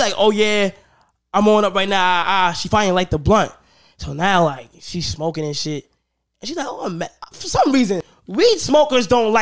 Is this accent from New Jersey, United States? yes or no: no; New York, United States; I'm from New York